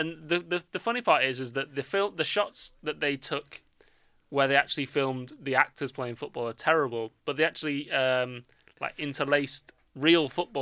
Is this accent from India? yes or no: yes; India; I love being Indian.